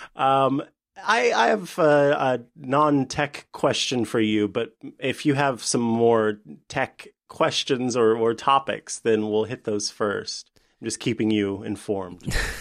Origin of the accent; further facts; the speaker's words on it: Saint Joseph, Missouri, United States; now in Springfield, United States; my hometown, uh, which is Saint Joseph